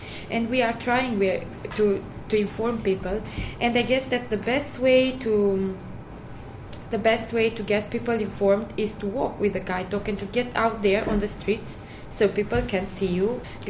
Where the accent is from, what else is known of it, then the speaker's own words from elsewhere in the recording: Sibiu, Sibiu County, Romania; Well, in Romania, in Transylvania, in Sibiu, my hometown, the infrastructure is quite good.